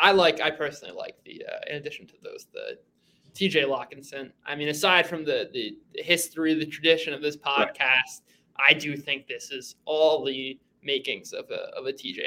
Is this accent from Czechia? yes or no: no; New York, United States; growing up in New York